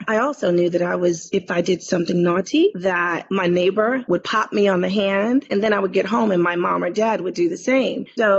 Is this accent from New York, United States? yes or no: yes; New York City, New York, United States; Being born and raised in Harlem